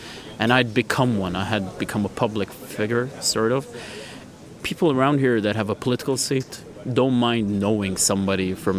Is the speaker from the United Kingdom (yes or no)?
no; Jerusalem, Jerusalem District, Israel; I'm an Armenian born and bred in Jerusalem, specifically in the Armenian Quarter.